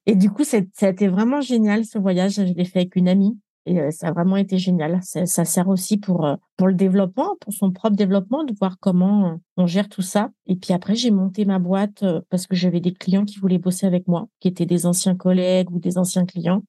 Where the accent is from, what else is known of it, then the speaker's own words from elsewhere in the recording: Île-de-France, France; moved away as an adult; now in Nepal; je suis pas une parisienne, je suis une francilienne